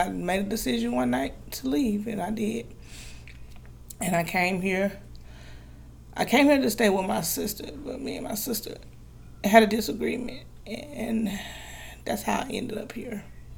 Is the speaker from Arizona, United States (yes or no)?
no; Grenada, Mississippi, United States; now in Texas, United States; I'm a single mother of five children. I come to Texas from Grenada, Mississippi.